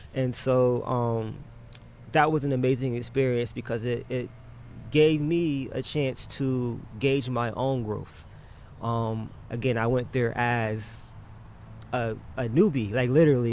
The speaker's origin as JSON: {"language": "English", "town": "New Haven", "region": "Connecticut", "country": "United States", "tie": "born or raised there", "said": "we're New Haven natives"}